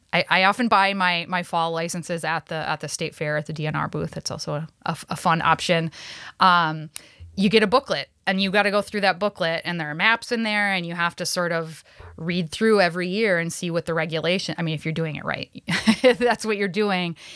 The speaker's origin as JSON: {"language": "English", "town": "Cass Lake", "region": "Minnesota", "country": "United States", "tie": "born or raised there", "said": "growing up, uh, an Ojibwe person on the reservation up north, uh, I'm, I'm from Leech Lake, uh, Cass Lake area"}